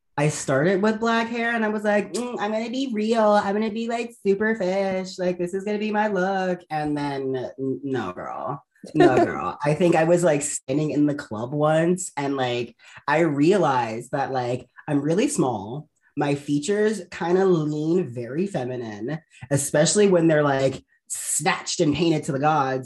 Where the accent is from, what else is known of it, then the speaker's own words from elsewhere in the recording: Baltimore, Maryland, United States; moved away; I'm originally from Baltimore, Maryland